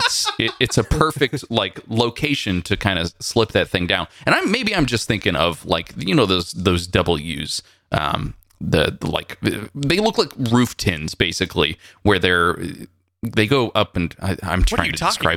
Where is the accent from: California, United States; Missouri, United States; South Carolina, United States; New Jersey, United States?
California, United States; As a Californian, I don't really have feelings about this.